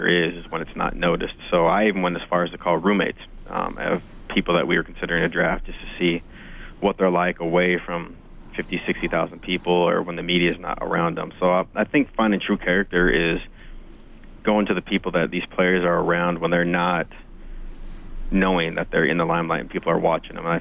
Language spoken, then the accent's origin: English; Great Falls, Montana, United States; also born or lived in Ottawa; now in Edmonton, Canada; I'm a Montana boy. I was born and raised in Great Falls, Montana.